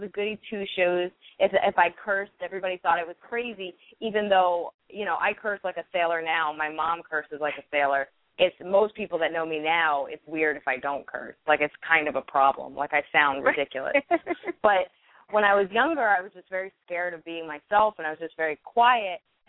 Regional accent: outside Princeton, central New Jersey, United States; now in New York, United States; I grew up in Jersey, like central Jersey, like right outside of Princeton.

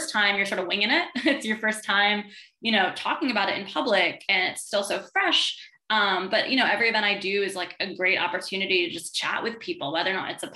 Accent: Manhattan and Westchester County, New York, United States; also born or lived in Brooklyn, New York; I grew up partly in Manhattan, partly in Westchester County, upstate New York, an hour upstate

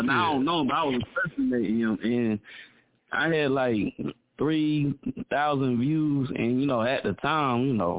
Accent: Fayetteville, North Carolina, United States; Born and raised in Fayetteville, North Carolina, the 910

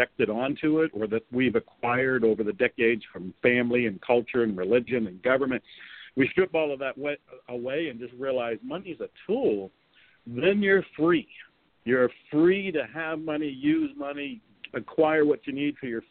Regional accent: Ohio, United States; I was raised in Ohio here in America

